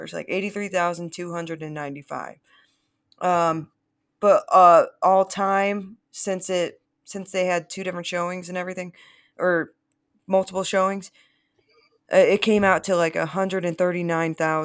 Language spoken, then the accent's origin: English; Midwest, United States; I'm a Midwesterner